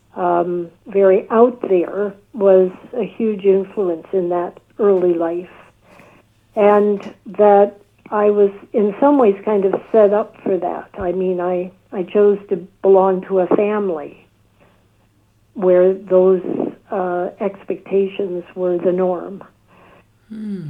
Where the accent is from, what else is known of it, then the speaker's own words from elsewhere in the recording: United States; also born or lived in White Plains, New York; I grew up in the United States